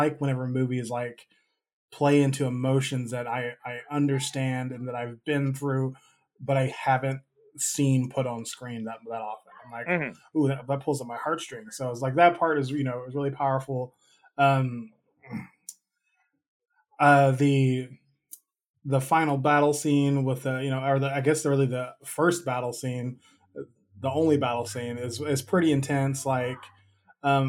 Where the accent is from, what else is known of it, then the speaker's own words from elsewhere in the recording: United States; growing up in America